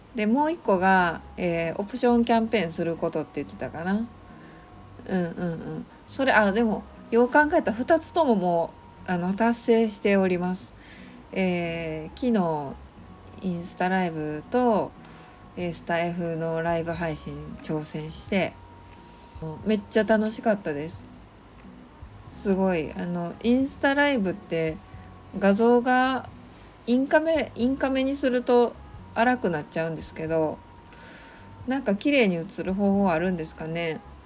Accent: Kansai, Japan; accent: Kansai-ben; 関西弁ツッコミ入ります

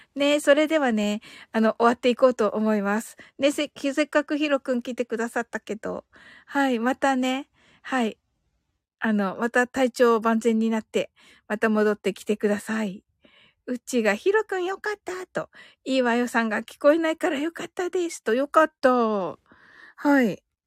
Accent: Kyushu, Japan

